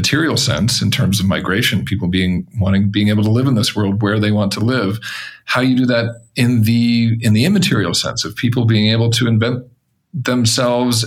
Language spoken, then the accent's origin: English; Denver, Colorado, United States; I grew up in Colorado, for example. I grew up partially in suburban Denver